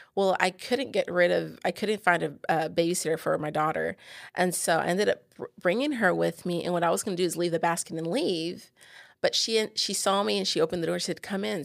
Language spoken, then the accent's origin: English; San Antonio, Texas, United States; now in Bossier City, United States; I live in Bossier City, Louisiana. I'm originally from San Antonio.